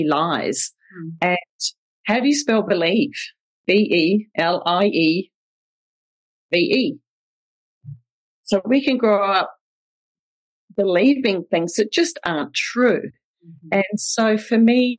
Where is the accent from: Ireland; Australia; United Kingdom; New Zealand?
New Zealand; accent: Kiwi; also born or lived in Winfield, Kansas; I grew up in New Zealand with my sister, big sister, Debbie.